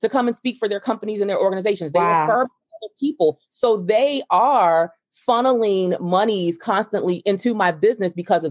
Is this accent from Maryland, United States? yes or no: yes; Baltimore, Maryland, United States; I grew up in Lafayette Projects in Baltimore, Maryland